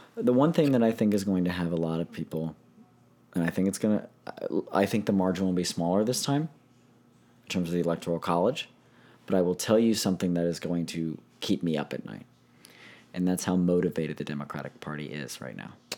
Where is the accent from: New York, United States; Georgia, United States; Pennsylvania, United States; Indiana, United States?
Pennsylvania, United States; moved away as an adult; now in Florida, United States; my home state